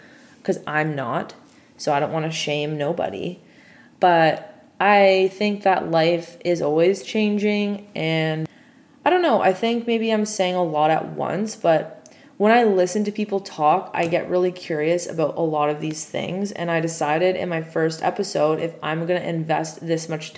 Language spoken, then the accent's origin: English; Toronto, Ontario, Canada; a Canadian from Toronto, born and bred